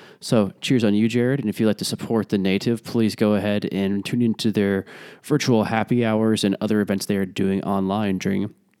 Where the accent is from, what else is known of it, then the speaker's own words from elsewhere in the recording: Midwest, United States; Growing up in the Midwest